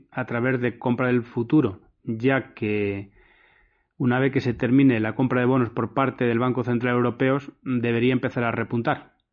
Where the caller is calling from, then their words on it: Ciudad Real, Castilla-La Mancha, Spain; Hola, buenas tardes. Soy … de Ciudad Real.